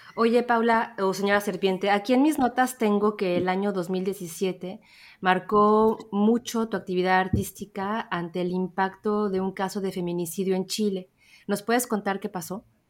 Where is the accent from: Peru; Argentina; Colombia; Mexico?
Mexico; yo soy mexicana